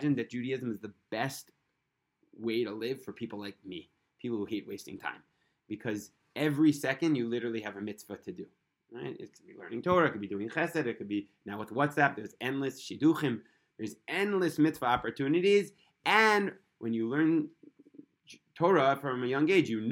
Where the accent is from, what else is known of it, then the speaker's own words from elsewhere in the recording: New York City, New York, United States; now in Israel; I was born in Brooklyn